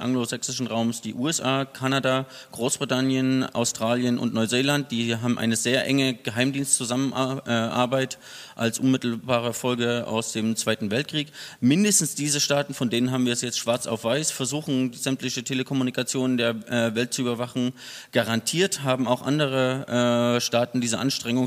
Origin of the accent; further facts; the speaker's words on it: Germany; Ich komme aus der DDR